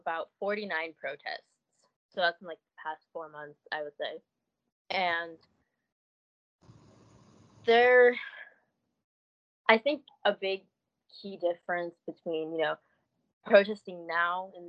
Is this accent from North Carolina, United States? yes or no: no; Detroit, Michigan, United States; moved away; I grew up in Detroit